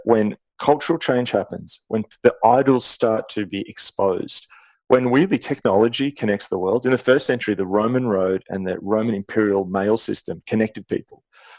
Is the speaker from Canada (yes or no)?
yes; Canada; as a Canadian, you look, oh, hang on, this is not us